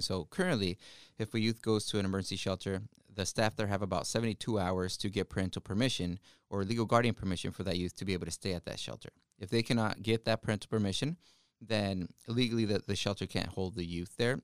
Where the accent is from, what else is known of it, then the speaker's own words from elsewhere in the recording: Wapato, Washington, United States; English is a second language; also born or lived in Ecatepec, Mexico; I grew up in Wapato, Washington, which is in the Yakima Valley.